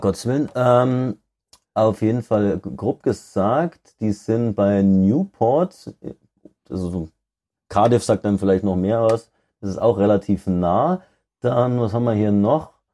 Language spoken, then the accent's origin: German; Denkendorf, Bavaria, Germany; aus der Ecke Ingolstadt. Also ein bisschen nördlicher, so Denkendorf